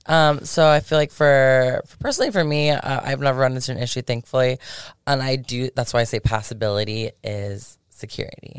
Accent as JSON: {"language": "English", "area": "Polk County", "region": "Florida", "country": "United States", "tie": "born or raised there", "also_born_or_lived": "Tampa, Florida", "moved": "as an adult", "lives_now": "Las Vegas, United States", "said": "I'm originally from Tampa, but I grew up in Polk County in Florida."}